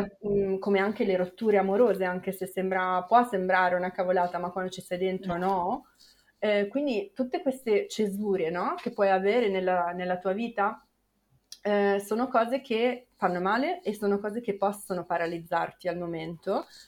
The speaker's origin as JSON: {"language": "Italian", "town": "Milan", "region": "Lombardy", "country": "Italy", "tie": "born or raised there", "said": "io per esempio sono cresciuta a Milano"}